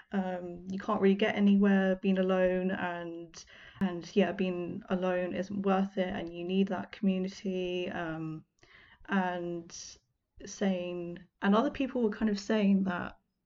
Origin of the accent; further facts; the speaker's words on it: United Kingdom; I know it's really cringy as a Brit for me to say y'all